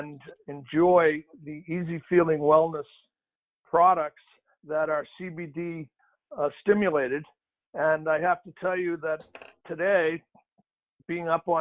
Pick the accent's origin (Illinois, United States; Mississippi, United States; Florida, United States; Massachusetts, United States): Massachusetts, United States; Boston; my hometown of Boston